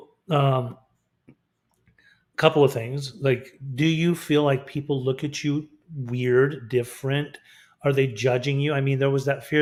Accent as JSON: {"language": "English", "town": "Salt Lake City", "region": "Utah", "country": "United States", "tie": "born or raised there", "moved": "yes", "said": "I was raised in Salt Lake City, Utah"}